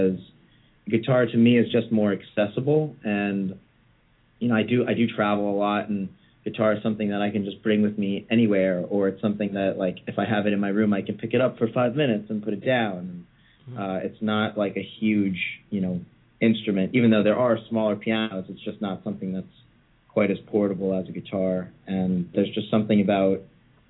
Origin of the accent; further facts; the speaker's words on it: Westchester, New York, United States; moved away as an adult; now in Brooklyn, New York, United States; I grew up in Westchester, which is like a suburb of the city